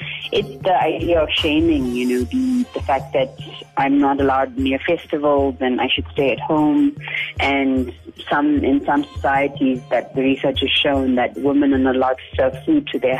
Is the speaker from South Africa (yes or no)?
yes; South Africa; Well, for myself as a South African Indian Hindu, it is a weird thing growing up with this for the last 15 years